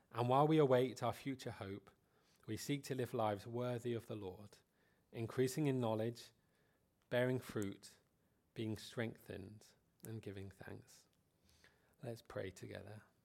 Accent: United Kingdom; Being British

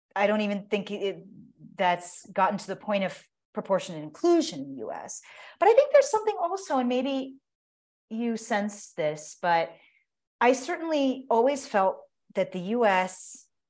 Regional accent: United States; as an American

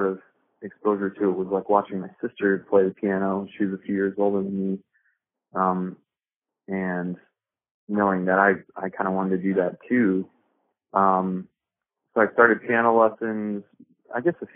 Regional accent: Bettendorf, Iowa, United States; moved away as an adult; also born or lived in Chicago area, Illinois; now in Greeley, United States; I grew up in the Quad Cities, Bettendorf, Iowa

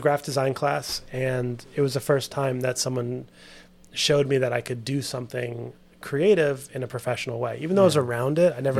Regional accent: New York City, New York, United States; also born or lived in Westchester, New York / Savannah, Georgia; But I've lived in New York my whole life pretty much, except for going to school at SCAD. But so I grew up in New York, was very fortunate to have a creative family

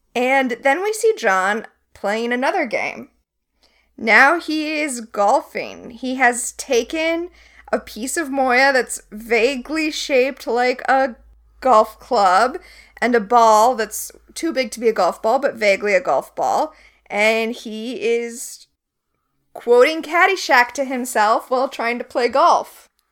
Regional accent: Florida, United States; I grew up in Florida

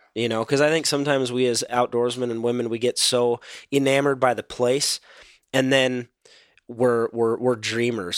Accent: Minnesota, United States; being a Minnesotan

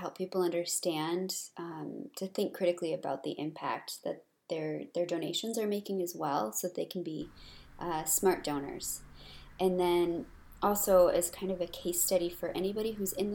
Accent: United States

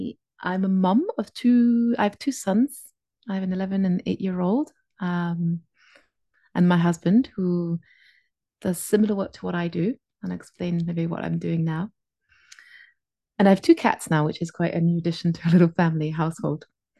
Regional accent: France; first language English; now in Phuket, Thailand; I live in Phuket in Thailand, on this little tropical island. I'm originally from France. I have a Scottish mother, which is because I often get asked, like, how come you don't have the French accent?

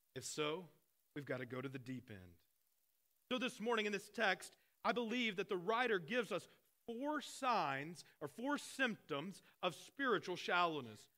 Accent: Arkansas, United States; I grew up in Arkansas

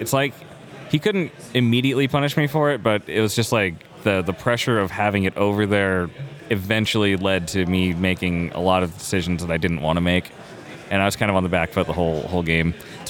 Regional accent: Colorado Springs, Colorado, United States; Colorado Springs.

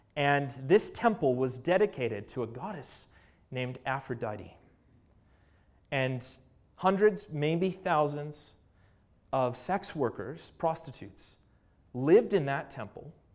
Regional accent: Canada; I'm from Canada

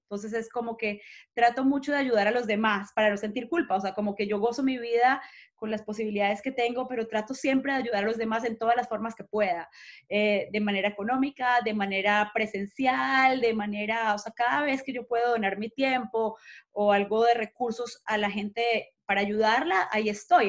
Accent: Manizales, Caldas, Colombia; now in Miami, United States; crecí en Manizales, en las montañas verdes más lindas

